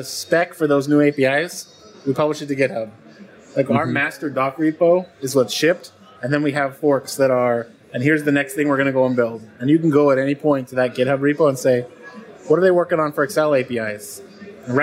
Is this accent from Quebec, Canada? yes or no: no; Calgary, Alberta, Canada; moved away as an adult; also born or lived in Waterloo, Canada; now in United States; I'm a Canadian transplant to the U.S., grew up in the west side of Canada in Calgary